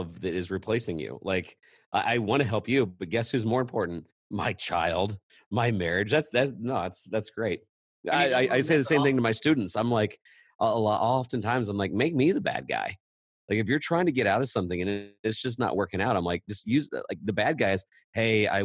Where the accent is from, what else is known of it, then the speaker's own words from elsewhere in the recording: Midwest, United States; I'm a Midwesterner